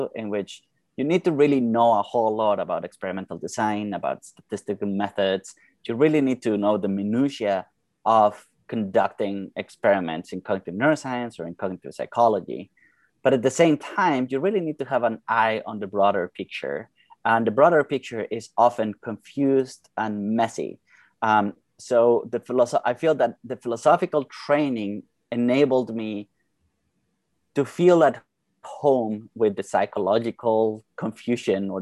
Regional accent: Bogotá, Colombia; moved away as an adult; now in United States; I'm from originally from Bogota, Colombia, where I did my undergrad

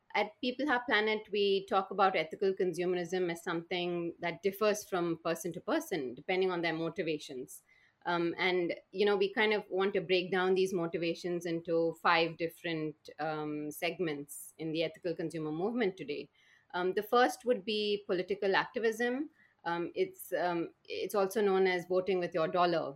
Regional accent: Bangalore, Karnataka, India; I was brought up in a city called Bangalore in the southern Indian state of Karnataka

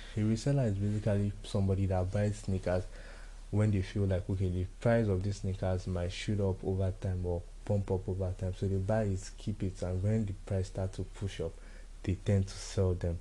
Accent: Nigeria; As a Nigerian

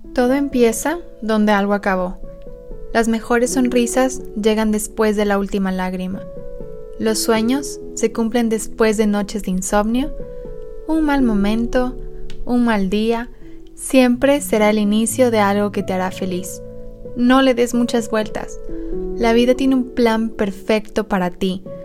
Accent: Ecuador; moved away as an adult; now in England; mi cuerpo estaba con los pies en Inglaterra y mi mente estaba en Ecuador con mis amigos o con mi familia

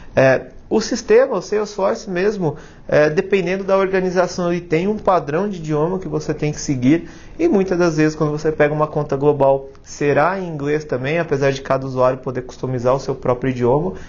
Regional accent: Brazil; nós brasileiros

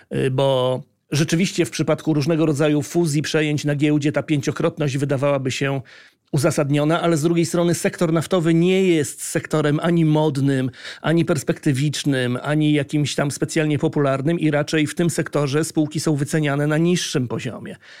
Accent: Gdańsk, Pomeranian Voivodeship, Poland; jestem z Gdańska

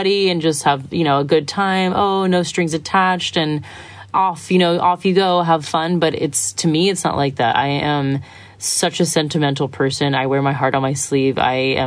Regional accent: Florida, United States; moved away as an adult; also born or lived in Sydney; now in Byron Bay, Australia; my hometown right now, not even my hometown, my state is the coronavirus hotspot, Florida

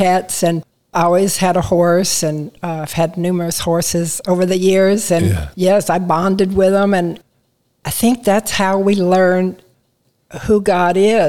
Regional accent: San Antonio, Texas, United States; also born or lived in Kansas City, Missouri; I grew up in San Antonio, Texas

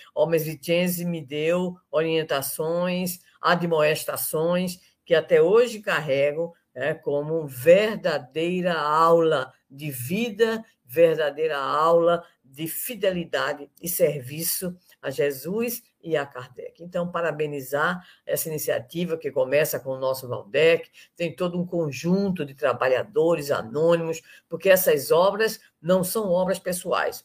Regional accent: Recife, Pernambuco, Brazil; sou pernambucana, recifense, de Campo Grande, e tive a aventura de participar da evangelização infantil durante alguns anos no Instituto Espírita Gabriel Delane, em Campo Grande

